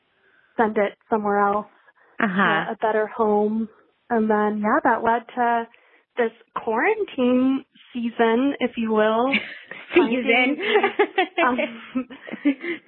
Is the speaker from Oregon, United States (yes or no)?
yes; Astoria, Oregon, United States; moved away as an adult; now in Michigan, United States; I'm originally from the Oregon coast